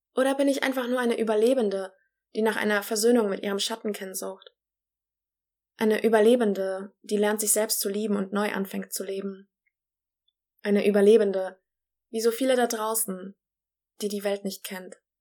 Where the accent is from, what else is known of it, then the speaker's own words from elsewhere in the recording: Germany; also born or lived in Poland; bin in Polen geboren und in Deutschland aufgewachsen